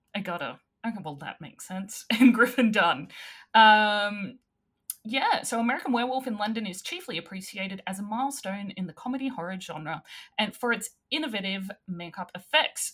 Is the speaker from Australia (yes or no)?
yes; Australia